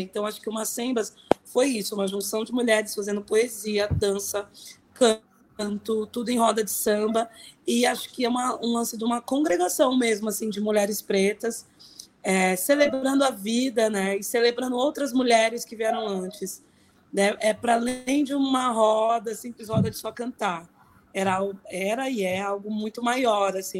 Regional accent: São Paulo, Brazil; eu cresci no Inocop, no Inocop Campo Limpo, que é um bairro aqui na Zona Sul

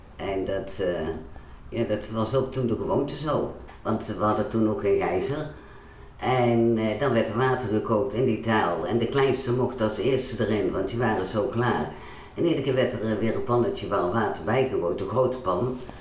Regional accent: Waalwijk, North Brabant, Netherlands; ik ben geboren in Waalwijk, eigenlijk Baardwijk. Baardwijk was vroeger nog een eigen dorp. Eh, op een boerderij.

